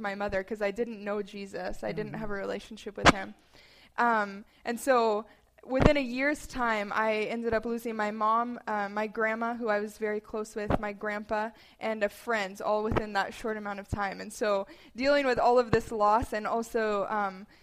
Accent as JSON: {"language": "English", "town": "Bozeman", "region": "Montana", "country": "United States", "tie": "born or raised there", "said": "I grew up in Bozeman, Belgrade area."}